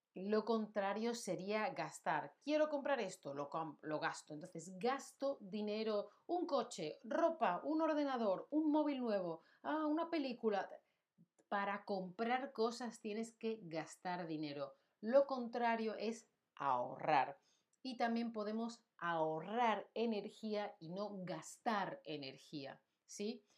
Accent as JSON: {"language": "Spanish", "country": "Spain", "moved": "yes", "lives_now": "Germany", "said": "yo vivo en Alemania, pero soy de España"}